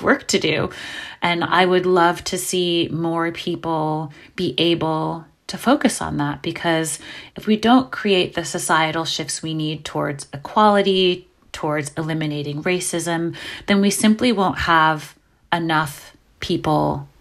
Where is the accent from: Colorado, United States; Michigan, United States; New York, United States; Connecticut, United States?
New York, United States; New York City; born or raised there